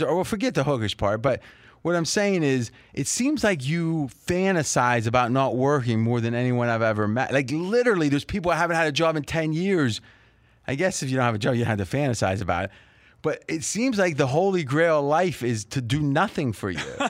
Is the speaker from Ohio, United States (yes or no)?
yes; Bellaire, Ohio, United States; moved away as an adult; now in Las Vegas, United States; we only moved once as a kid. I was four years old. We moved from Belair, which is Joey Galloway's hometown, which was, you know, a couple miles away.